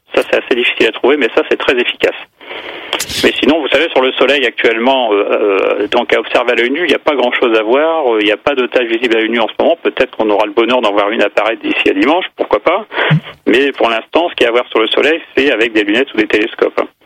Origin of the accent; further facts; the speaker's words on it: the North, Hauts-de-France, France; Chez nous, dans le Nord